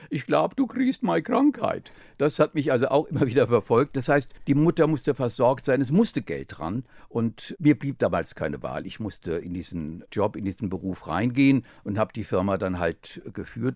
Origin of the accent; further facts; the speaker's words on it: Offenbach am Main, Hesse, Germany; in Offenbach geboren, in eine Familie hineingeboren